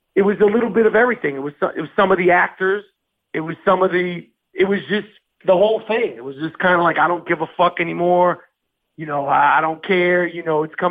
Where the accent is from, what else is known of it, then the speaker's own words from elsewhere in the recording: New York City, New York, United States; I'm from Manhattan